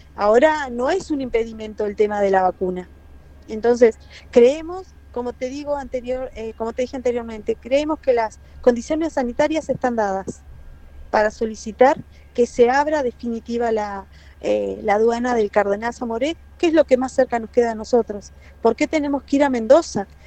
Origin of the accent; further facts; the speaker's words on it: Chile; now in San Carlos de Bariloche, Argentina; nosotros somos chilenos